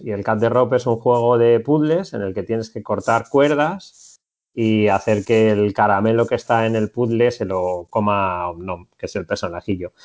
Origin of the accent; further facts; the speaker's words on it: Madrid, Community of Madrid, Spain; moved away as an adult; now in Barcelona, Spain; Yo soy de Madrid, pero hace cuatro años me vine para, para Barcelona